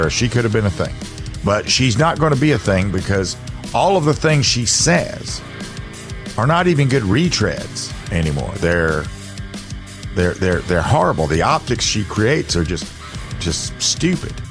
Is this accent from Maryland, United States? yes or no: no; South Carolina, United States; South Carolina, my home state